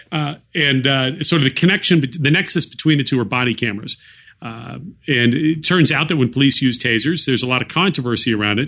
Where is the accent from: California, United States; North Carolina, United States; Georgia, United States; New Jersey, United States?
California, United States; Silicon Valley; I grew up near Silicon Valley, um, well, in Silicon Valley for part of my high school years